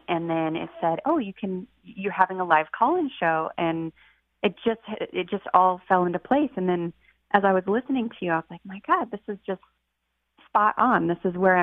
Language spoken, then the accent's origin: English; Boise, Idaho, United States; moved away as an adult; also born or lived in Washington; I'm from Boise, but we just moved back a year